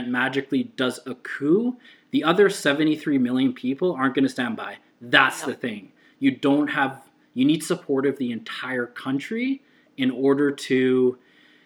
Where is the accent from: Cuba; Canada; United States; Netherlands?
Canada; I'm Canadian